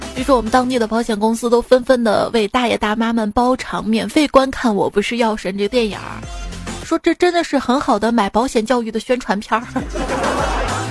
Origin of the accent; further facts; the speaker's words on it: Shaanxi, China; 用我们陕西话来说呢